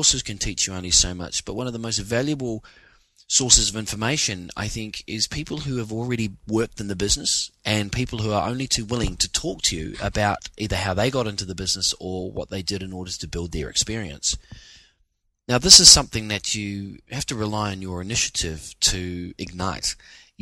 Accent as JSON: {"language": "English", "country": "New Zealand", "moved": "yes", "lives_now": "Sydney, Australia", "said": "As a New Zealander coming from a country where every day is raining almost"}